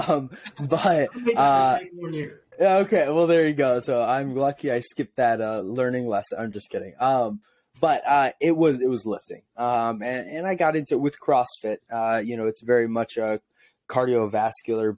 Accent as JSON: {"language": "English", "region": "Illinois side of St. Louis", "country": "United States", "tie": "born or raised there", "also_born_or_lived": "Missouri", "said": "I grew up in Illinois, on the Illinois side of the river in St. Louis."}